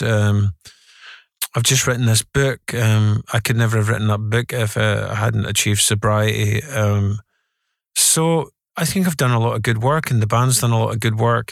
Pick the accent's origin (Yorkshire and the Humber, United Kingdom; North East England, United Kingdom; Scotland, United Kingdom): Scotland, United Kingdom; Glasgow; the Scotland, um, working class culture that I grew up in was very, very, very mature